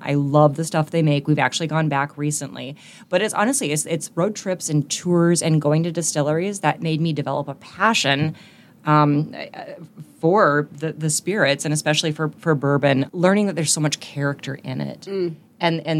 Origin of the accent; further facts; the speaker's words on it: Alaska, United States; And I'm from Alaska.